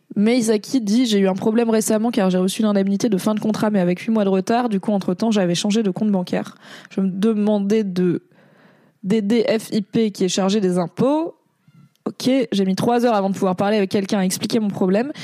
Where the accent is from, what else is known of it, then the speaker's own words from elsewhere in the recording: Paris, Île-de-France, France; je suis une parisienne